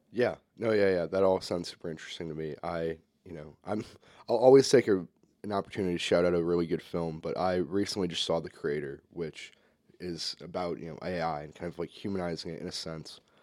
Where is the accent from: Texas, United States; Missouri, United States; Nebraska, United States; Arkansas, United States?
Missouri, United States; St. Louis; I'm from Saint Louis, Missouri. That's my hometown.